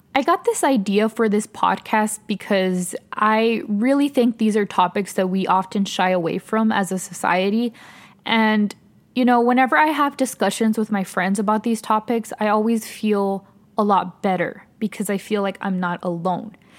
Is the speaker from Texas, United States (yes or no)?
yes; El Paso, Texas, United States; moved away as an adult; now in Austin, United States; I'm originally from El Paso, Texas. I currently live in Austin, Texas